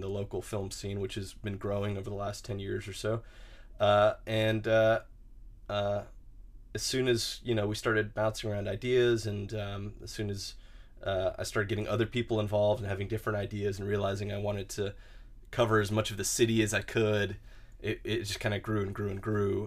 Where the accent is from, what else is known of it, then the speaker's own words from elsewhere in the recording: Huntsville, Alabama, United States; growing up in Huntsville